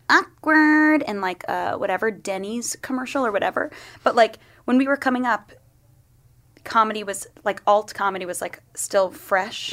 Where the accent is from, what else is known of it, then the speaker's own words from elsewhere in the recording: Long Island, New York, United States; now in New York, United States; I grew up in Long Island, like, out east